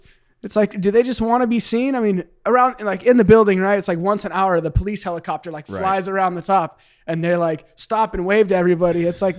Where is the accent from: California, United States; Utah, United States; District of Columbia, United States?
California, United States; Temecula; also born or lived in Brawley, California / Pasadena, California; I grew up in Temecula. So, well, Brawley and Temecula. So like desert and then into like suburbia. And then I was like, I think 20 and I moved to Pasadena and been here since then.